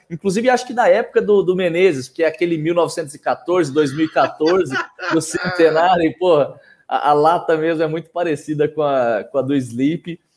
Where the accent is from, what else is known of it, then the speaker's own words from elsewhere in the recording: Minas Gerais, Brazil; also born or lived in Campinas; now in São Paulo, Brazil; Eu sou nascido em Minas, me formei em Campinas